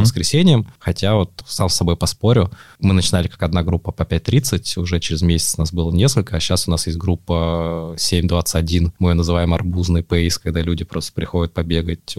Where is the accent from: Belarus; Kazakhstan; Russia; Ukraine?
Russia; Moscow; Я сам вырос в Москве, в Измайлово